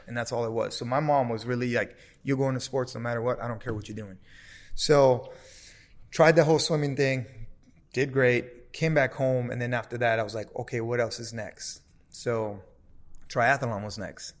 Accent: Los Angeles, California, United States; growing up in South Central

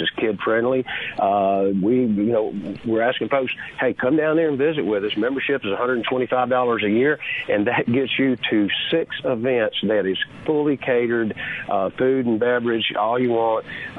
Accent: Mississippi, United States; I spend all my time and all my money in my home state of Mississippi

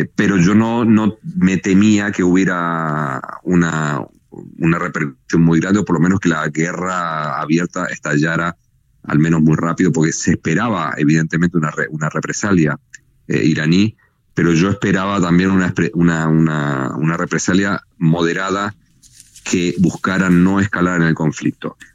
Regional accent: Mexico

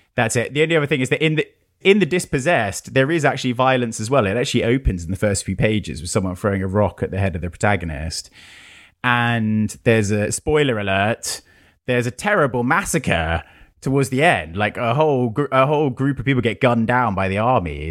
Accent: United Kingdom; being British

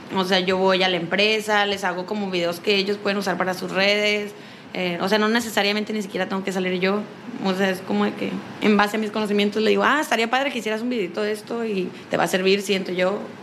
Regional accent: Culiacán, Sinaloa, Mexico; sinaloense de Culiacán

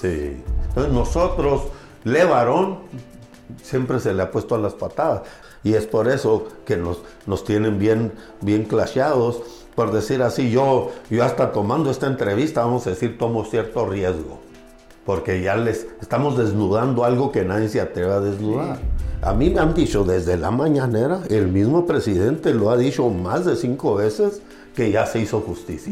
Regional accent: Gómez Farías, Chihuahua, Mexico; also born or lived in Colonia LeBarón, Chihuahua; yo nací en un pueblo de la sierra, me imagino que ahorita Levarón está abajo, Colonia Levarón, se llama Gómez Faría Chihuahua.

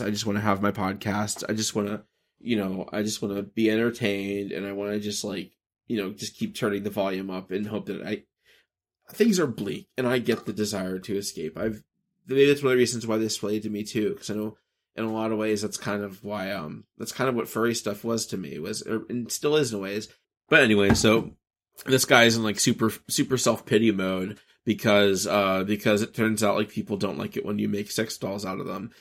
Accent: the American South, United States; growing up in America and the South

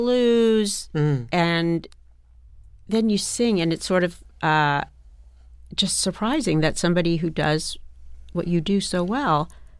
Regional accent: Indiana, United States; I'm from Indiana.

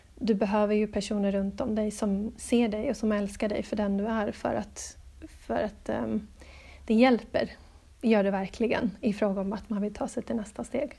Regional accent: Stockholm, Stockholm County, Sweden; moved away as an adult; also born or lived in Gothenburg; now in Adelaide, Australia; jag är född i Göteborg, ehm, växte upp till stor del i Stockholm

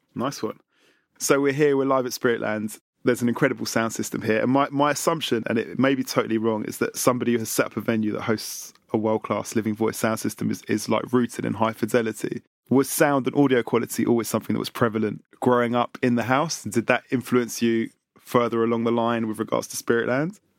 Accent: London, United Kingdom; Having been born and raised in London

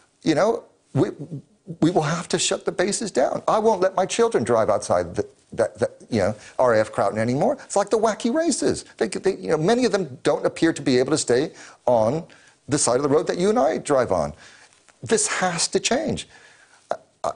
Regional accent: United States; now in London, United Kingdom; as an American

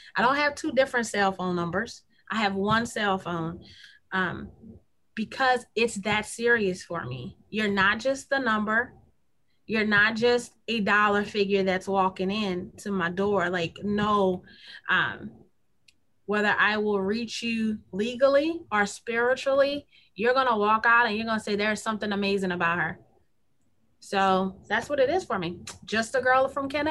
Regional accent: Kenner, Louisiana, United States; I was born and raised in the South Side of Kenner

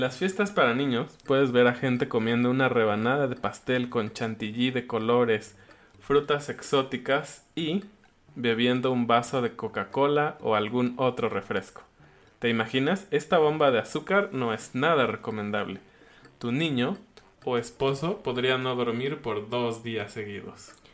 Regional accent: Mexico

